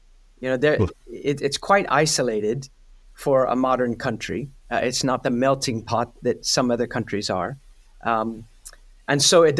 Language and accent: English; United States; being an American